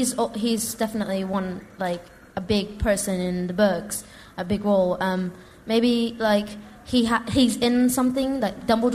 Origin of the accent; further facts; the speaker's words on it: London, United Kingdom; I'm from West London.